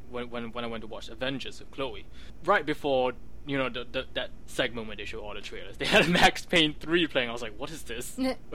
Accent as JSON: {"language": "English", "town": "Vancouver", "region": "British Columbia", "country": "Canada", "said": "I'm from Vancouver."}